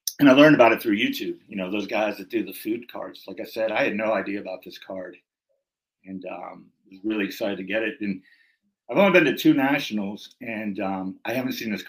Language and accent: English; Pittsburgh suburbs, Pennsylvania, United States; when I say I'm from Pittsburgh, I'm from the suburbs. You know, I'm not in Pittsburgh